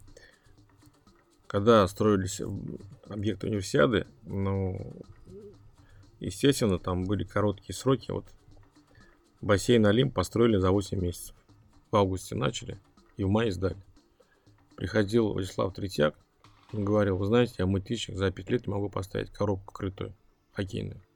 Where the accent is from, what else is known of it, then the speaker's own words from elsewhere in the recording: Kazan, Tatarstan, Russia; я говорю, из Казани